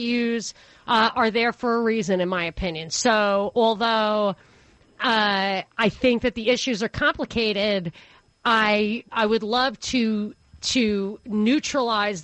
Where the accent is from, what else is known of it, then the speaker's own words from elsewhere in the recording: New York, United States; moved away; also born or lived in Atlanta; as a New Yorker